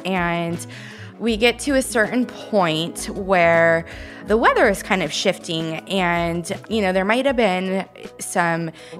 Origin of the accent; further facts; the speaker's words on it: Redding, California, United States; moved away; I'm from Redding